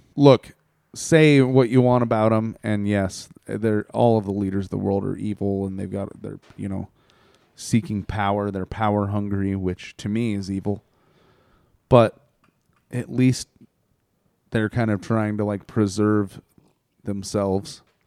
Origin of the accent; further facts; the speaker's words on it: United States; I'm an American